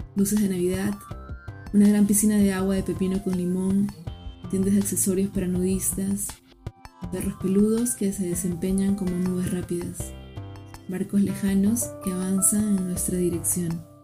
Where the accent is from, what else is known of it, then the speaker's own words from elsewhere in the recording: Lima, Peru; Nací en Lima, Perú.